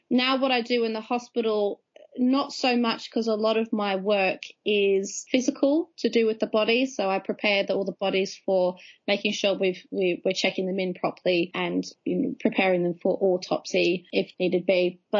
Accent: Australia; So still uh, technically an Aussie expat. So I'm losing my accent a little bit.

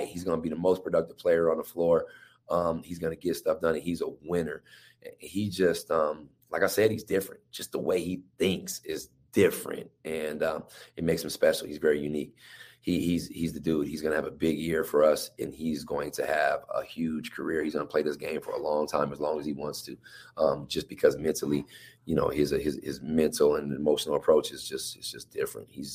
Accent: Tacoma, Washington, United States; my grandparents' house, 40th and Pacific, where I grew up at in Tacoma

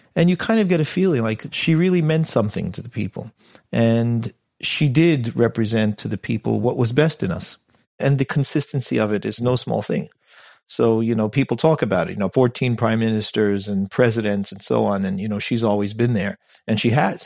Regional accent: United States; moved away as an adult; now in United Kingdom; I'm an American kid

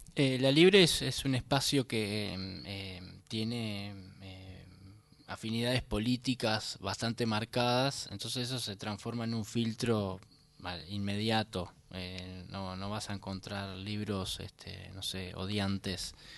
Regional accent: Uruguay; moved away; yo soy uruguayo y me vine, igual me vine con una valija con libros

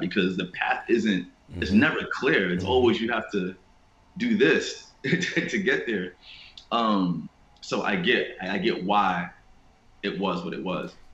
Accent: New York City, New York, United States; growing up in Queens

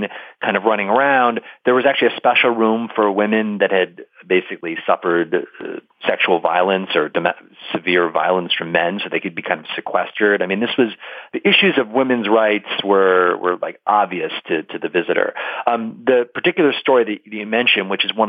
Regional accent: Buffalo, New York, United States; I grew up in Buffalo, and I grew up with all the stories of how Buffalo was a kind of stop on the Underground Railroad

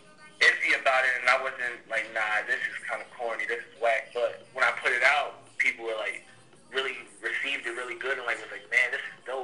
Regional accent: New York, United States; I'm from New York

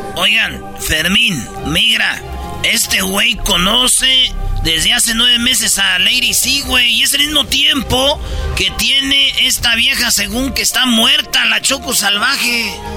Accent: Michoacán, Mexico; puro Michoacán. Yo también de allí soy

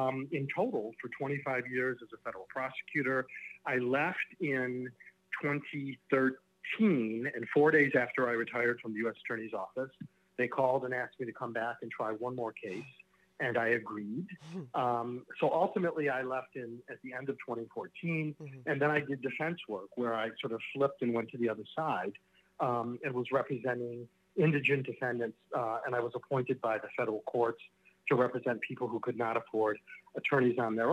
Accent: Michigan, United States; also born or lived in Chicago; I then moved back to my hometown in Michigan

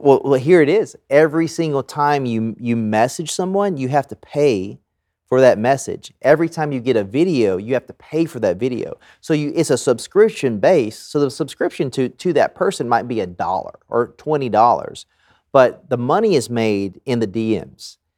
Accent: the South, United States; growing up in the South

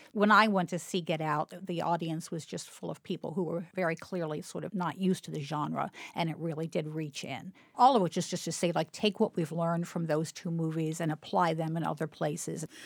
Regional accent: Baltimore, Maryland, United States; growing up in Baltimore

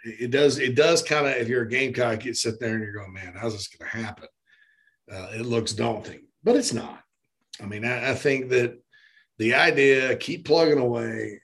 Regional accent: Spartanburg, South Carolina, United States; Spartanburg, my hometown

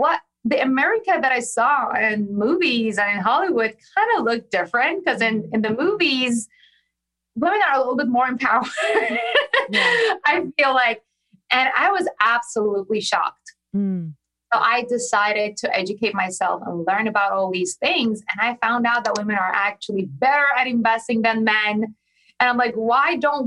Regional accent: Iran; moved away; I was born and raised in Iran

